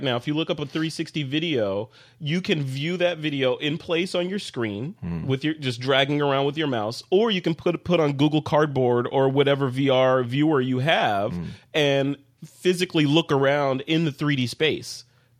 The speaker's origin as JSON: {"language": "English", "town": "Chicago", "region": "Illinois", "country": "United States", "tie": "born or raised there", "moved": "yes", "said": "Hey, that's my hometown, man. If I can't get away flying a drone over Lake Michigan"}